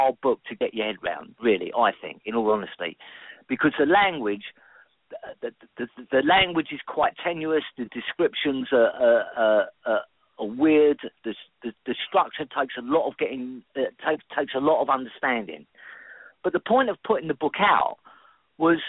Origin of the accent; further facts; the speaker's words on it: London, United Kingdom; I've always been a Londoner. I was born in London. I was born in South London. I spent a lot of time in North London. I now live back again in South London in Greenwich